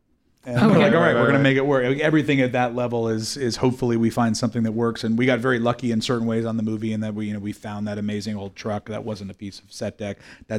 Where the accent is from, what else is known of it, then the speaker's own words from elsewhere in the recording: Oakland, California, United States; I'm from Oakland, which is, you know, near San Francisco